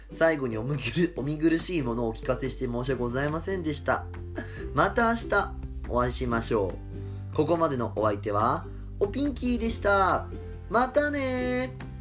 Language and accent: Japanese; Fukushima, Japan; now in Tokyo, Japan; 福島県民のソウルフードと呼んでもいいんじゃないかと思うくらい食べ親しんできた後楽園まあ昔はね会津っぽって名前でよく高校の時とかは友達とねあの500円握りしめて「ずっぽ行くべ!」とか言いながらよくたむろってた